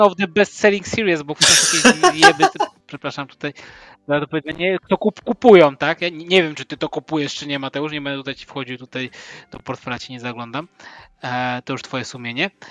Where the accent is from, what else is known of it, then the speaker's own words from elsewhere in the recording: Łódź, Łódź Voivodeship, Poland; pochodzę z Łodzi, miasta w, w Łukniarzy i Włókniarek